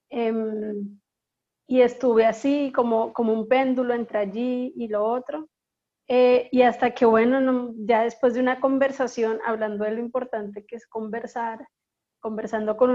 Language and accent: Spanish; Bogotá, Colombia; moved away as an adult; now in Barranquilla, Colombia; nací en Bogotá hace 34 años. Eh, mis padres son de la costa, mi padre es de Barranquilla y mi madre es de un corregimiento que se llama La Pacha, cerca de Monpós.